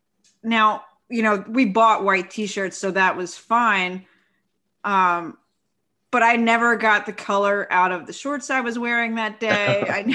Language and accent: English; Philadelphia, Pennsylvania, United States; now in Houston, United States; I'm from Philadelphia